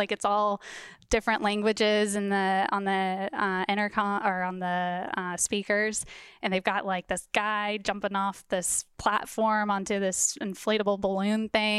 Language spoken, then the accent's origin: English; Wichita, Kansas, United States; I'm from Wichita, Kansas.